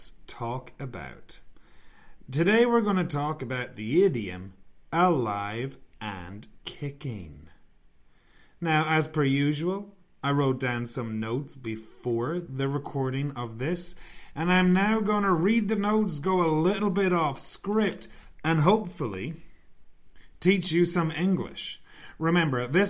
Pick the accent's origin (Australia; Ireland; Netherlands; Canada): Ireland; I'm from Ireland